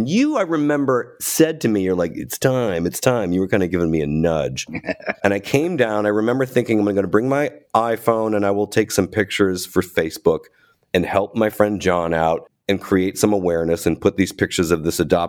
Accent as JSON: {"language": "English", "town": "Cleveland", "region": "Ohio", "country": "United States", "tie": "born or raised there", "said": "I grew up in Cleveland. We're both Ohio boys."}